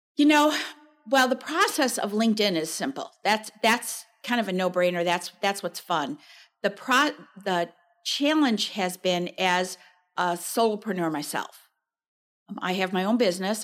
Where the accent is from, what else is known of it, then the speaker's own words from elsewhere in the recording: Chicago suburbs, Illinois, United States; moved away as an adult; now in Wisconsin, United States; I grew up in the Chicago suburbs